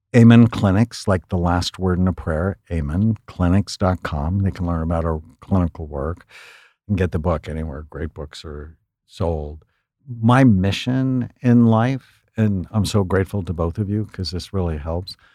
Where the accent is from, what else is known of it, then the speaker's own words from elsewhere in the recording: San Fernando Valley, California, United States; I grew up in the San Fernando Valley